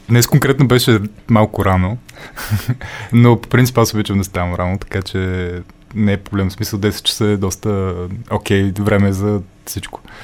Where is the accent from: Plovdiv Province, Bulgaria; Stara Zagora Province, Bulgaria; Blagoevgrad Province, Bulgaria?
Stara Zagora Province, Bulgaria; Stara Zagora; moved away; Аз съм от Стара Загора, нали, там съм живял